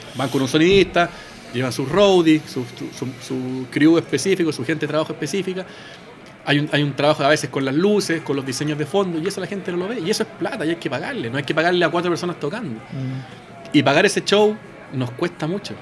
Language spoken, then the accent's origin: Spanish; Chile; somos de Chile